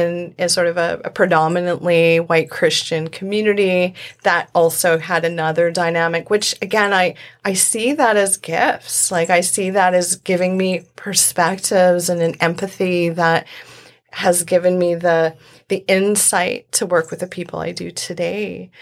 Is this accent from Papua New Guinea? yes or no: no; Indonesia; born there; I was born in Indonesia. I was adopted as a baby.